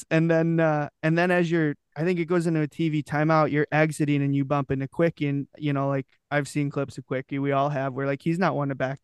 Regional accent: Detroit, Michigan, United States; growing up in Detroit

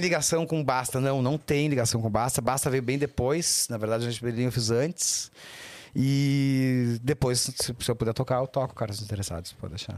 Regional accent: Porto Alegre, Rio Grande do Sul, Brazil; a gente é de Porto, os dois de Porto Alegre

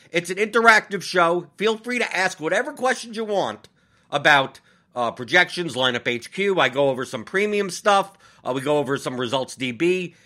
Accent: New York, United States; I'm from New York

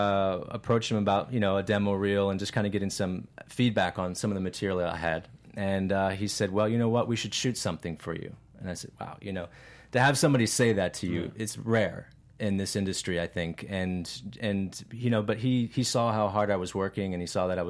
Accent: Virginia, United States; I am an actor from Virginia and primarily been working in the Mid-Atlantic area

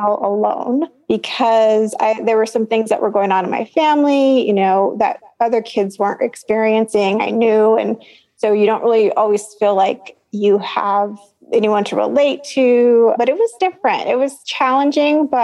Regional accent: San Jose, California, United States; also born or lived in Los Angeles; now in Santa Cruz, United States; I was actually born in Los Angeles. And then before I was 1 year old, we moved back to San Jose. So like East San Jose, where my parents were from

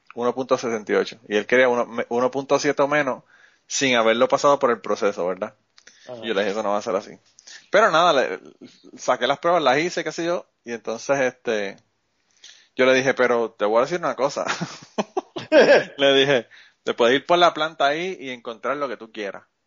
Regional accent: Puerto Rico; now in United States; Nosotros somos boricuas

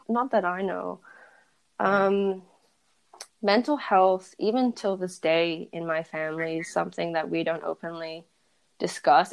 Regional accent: Perth, Western Australia, Australia; I was born and raised in Perth, and I went to a predominantly white school, and I grew up in a predominantly white neighborhood

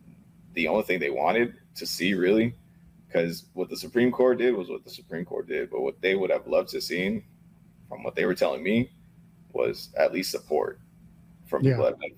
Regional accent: Lancaster, California, United States

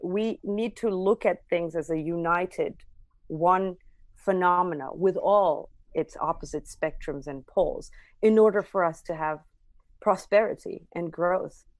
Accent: Armavir, Armavir Province, Armenia; English is a second language; moved away; growing up in Armenia, uh, it's a very patriarchal society

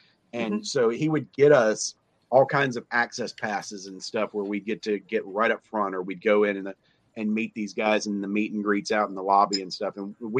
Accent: Memphis, Tennessee, United States; Look, I grew up, or I spent my teenage years in what is arguably the home of what today is modern professional wrestling. Growing up in Memphis with Jerry Lawler

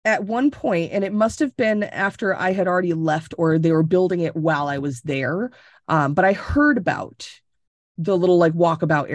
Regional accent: Tampa, Florida, United States; moved away as an adult; now in Connecticut, United States; I was born and raised in Tampa.

